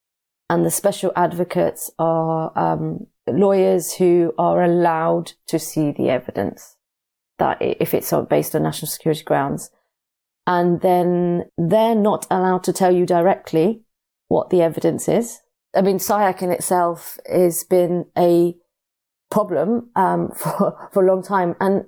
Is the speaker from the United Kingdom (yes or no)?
yes; United Kingdom; born there; I'm born British, but I have Pakistani heritage through my parents.